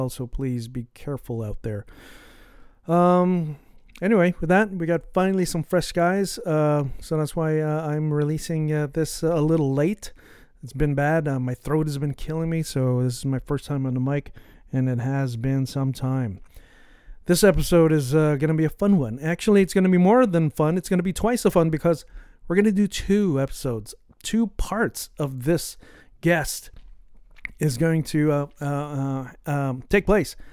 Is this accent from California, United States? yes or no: yes; San Francisco, California, United States; we're also both from the Bay Area, from San Francisco in the Bay Area.